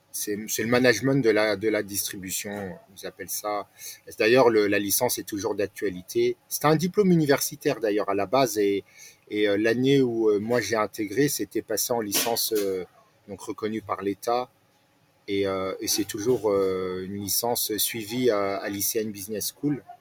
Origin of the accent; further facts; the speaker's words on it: Nancy, Grand Est, France; also born or lived in Alsace / Strasbourg; j'ai grandi à Nancy, euh, Vendeuvre précisément, où j'ai fait mes études.